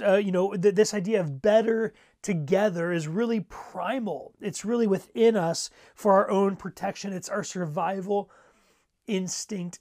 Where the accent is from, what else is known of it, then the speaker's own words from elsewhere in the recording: Ohio, United States; I grew up in Ohio